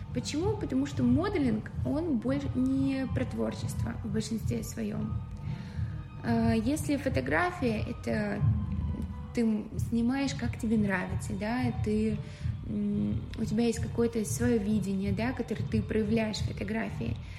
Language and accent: Russian; Tula, Tula Oblast, Russia; moved away; я из Тулы